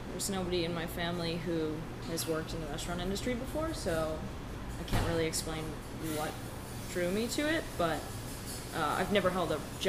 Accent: Schenectady, New York, United States; now in Los Angeles, United States; I'm from upstate New York. I'm from Schenectady.

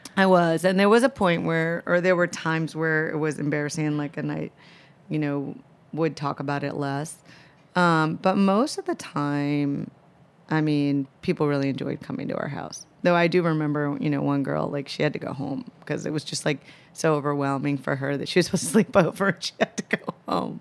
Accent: Minneapolis, Minnesota, United States; moved away as an adult; also born or lived in Chicago; now in New York, United States; I grew up in Minneapolis

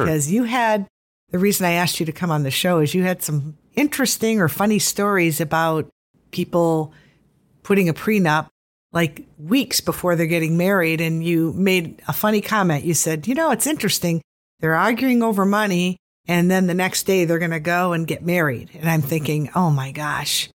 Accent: Detroit, Michigan, United States; I grew up in Detroit

